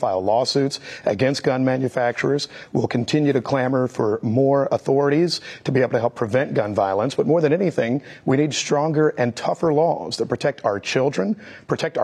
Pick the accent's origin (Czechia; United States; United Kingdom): United States; Missouri; when I was growing up in Missouri